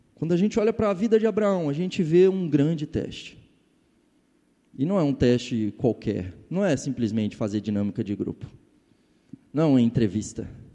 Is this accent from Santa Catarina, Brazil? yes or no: no; Ipatinga, Minas Gerais, Brazil; also born or lived in Juiz de Fora; vinha do interior de Minas, eu tinha simplesmente saído de Patinga para Juiz de Fora